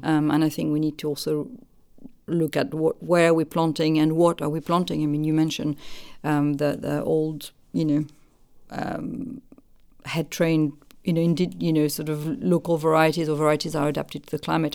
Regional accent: France; moved away as an adult; now in United Kingdom

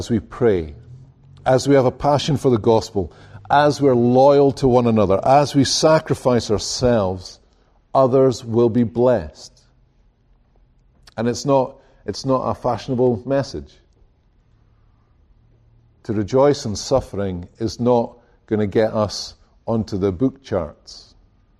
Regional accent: Scotland, United Kingdom; now in United States; I come from Scotland

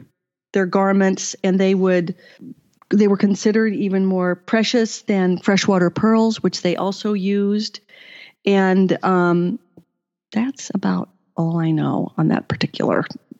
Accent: Iowa, United States; I actually grew up in Iowa in not a huge town, but my mother was from Philadelphia.

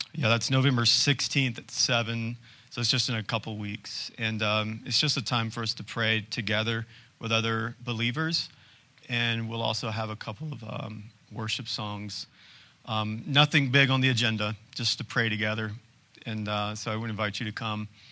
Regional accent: United States; as modern-day Americans

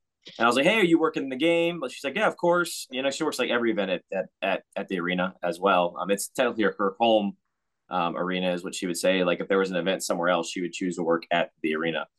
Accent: Richmond, Virginia, United States; We grew up with a minor league hockey team in Richmond called the Renegades

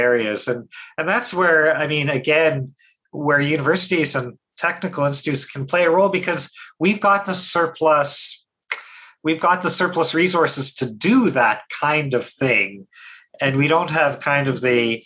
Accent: Saskatchewan, Canada; growing up in Saskatchewan

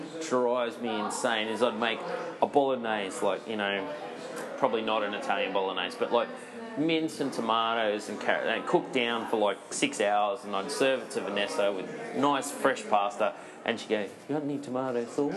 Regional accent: Gladstone, Queensland, Australia; moved away; also born or lived in Brisbane; I grew up in Gladstone. We used to, in a fishing family, so always had fresh fish, always had fresh whiting. And then, obviously, when I came to Brisbane

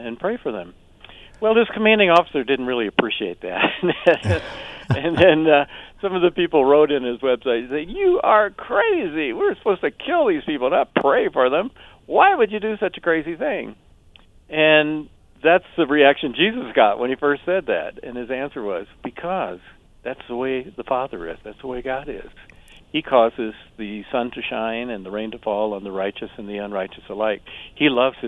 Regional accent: the South, United States; an old phrase that I heard growing up in the South.

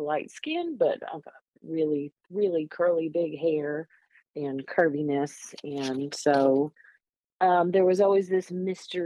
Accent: Northeast, United States; moved away; I grew up in the Northeast

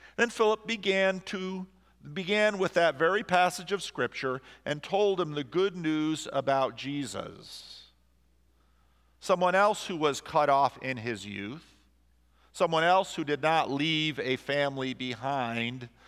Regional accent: New Jersey, United States; I grew up in New Jersey with a lot of Roman Catholics around

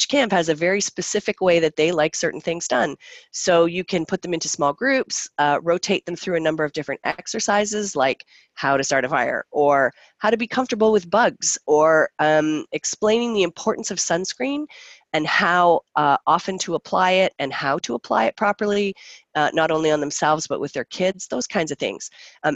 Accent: Canada

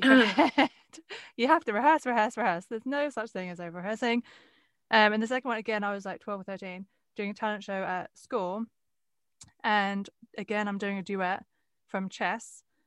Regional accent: Westcliff-on-Sea, East of England, United Kingdom; where I grew up in West Cliff

